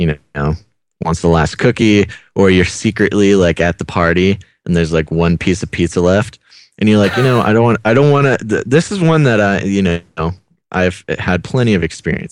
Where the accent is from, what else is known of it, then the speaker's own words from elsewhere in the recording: United States; coming as an American